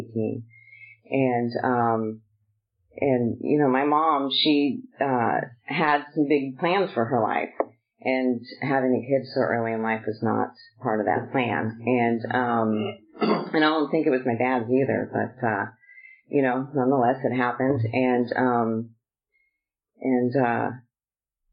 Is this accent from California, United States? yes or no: yes; Southern California, United States; I was born and raised in Southern California